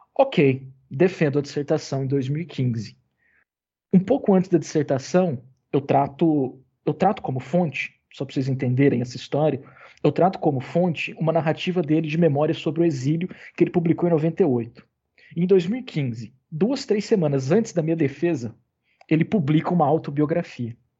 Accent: Uberaba, Minas Gerais, Brazil; lá em Uberaba, de onde eu sou

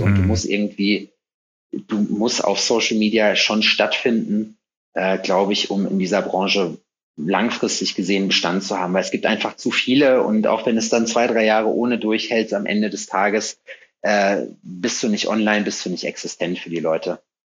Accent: North Rhine-Westphalia, Germany; moved away as an adult; now in Jena, Germany; Ich komme aus Nordrhein-Westfalen ursprünglich.

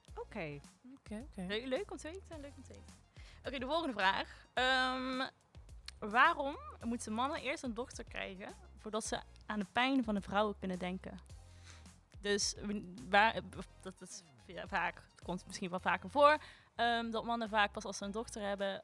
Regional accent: Limburg, Netherlands; also born or lived in Rotterdam; Ik eh, ben 21 jaar oud. Ik kom uit Limburg

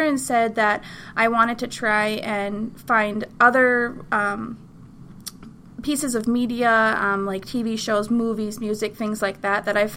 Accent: North Dakota, United States; I am originally from North Dakota

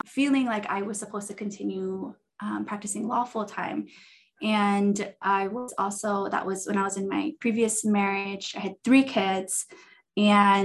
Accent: Hawaii, United States; moved away as an adult; now in Utah, United States; I'm originally from Hawaii and I moved to Utah in 2006 for school.

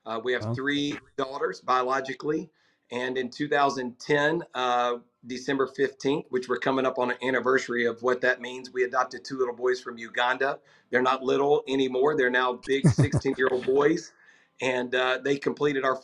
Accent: Nashville, Tennessee, United States; I'm a native, which is one of the few these days with all the move-ins, you know, from all over the country. But yeah, I'm generationally tied here.

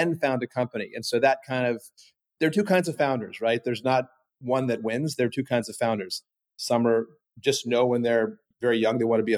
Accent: Miami, Florida, United States; also born or lived in Maine; growing up in Miami back then, we were always on boats

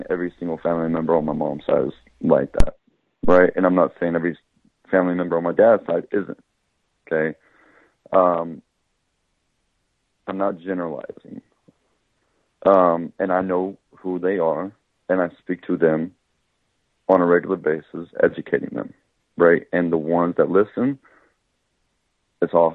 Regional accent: Oklahoma, United States; moved away; when you grow up in Oklahoma, you grow up in a society which is majority of whites

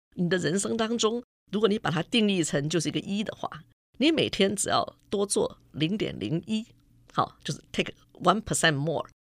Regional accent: Hsinchu, Taiwan; 因为我就是新竹人，所以说在我念书的时候，就说学校嘛，因为在新竹嘛

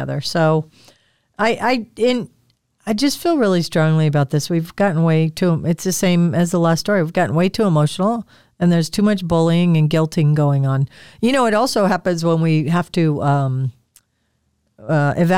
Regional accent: Midwest, United States; I grew up in the Midwest.

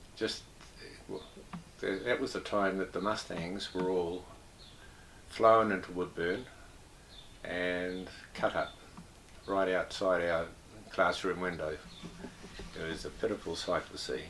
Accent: Whangarei, Northland, New Zealand; now in Cambridge, New Zealand; I was born in Whangarei, 29th of June 1938

